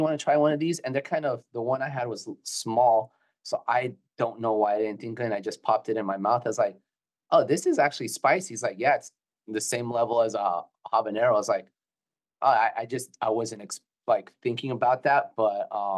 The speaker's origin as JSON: {"language": "English", "region": "Florida", "country": "United States", "said": "we're from Florida"}